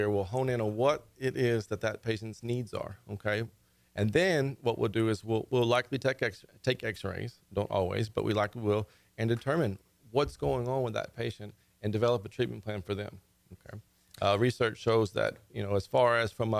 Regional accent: Conroe, Texas, United States; I've been practicing for 12 years here in Conroe. I was at some of the other clinics, and then this is my hometown. So I wanted to come back home

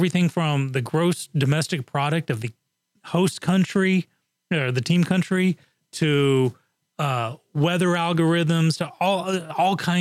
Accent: England, United Kingdom; moved away; I grew up on soccer in England.

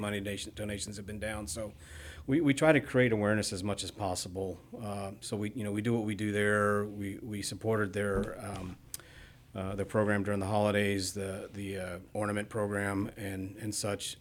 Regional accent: Bryan, Texas, United States; also born or lived in Midwest / Katy, Texas; I moved to Texas when I was young. I was seven. We, uh, we moved to Bryan

